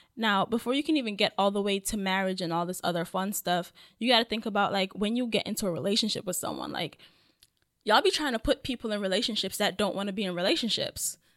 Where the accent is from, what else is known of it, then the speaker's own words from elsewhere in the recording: Jamaica; I'm Jamaican